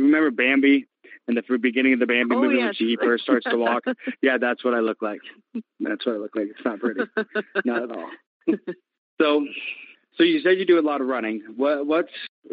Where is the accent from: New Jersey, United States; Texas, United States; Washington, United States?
Washington, United States; Maple Valley; I'm from Maple Valley